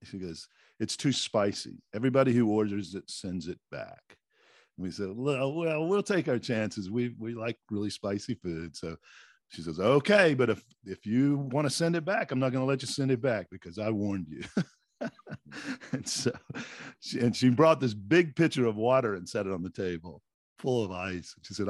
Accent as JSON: {"language": "English", "region": "North Carolina", "country": "United States", "tie": "born or raised there", "also_born_or_lived": "California", "said": "we grew up here in North Carolina, but I went to California soon after college"}